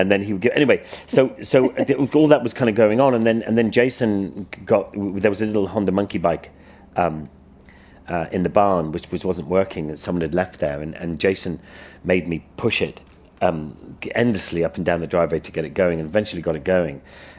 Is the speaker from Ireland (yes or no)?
yes; Ireland; I grew up in Ireland.